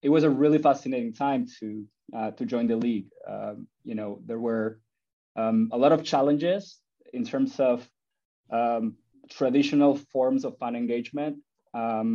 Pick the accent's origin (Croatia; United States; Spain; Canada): Spain; moved away; I was born in Spain and I grew up loving soccer and playing soccer